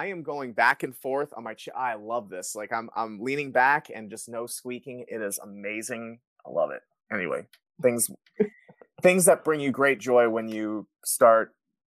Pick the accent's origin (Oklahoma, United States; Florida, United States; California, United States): Florida, United States; I'm from Florida, so hurricanes is something that's in our blood.